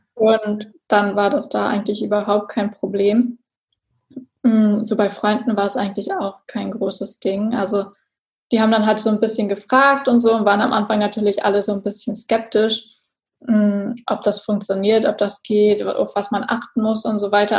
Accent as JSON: {"language": "German", "country": "Germany", "said": "ich komme aus der Nähe von Hamburg"}